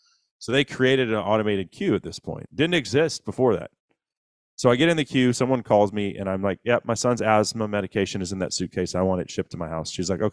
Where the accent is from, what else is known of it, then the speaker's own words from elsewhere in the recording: Honduras; I'm from Honduras. I can't get home.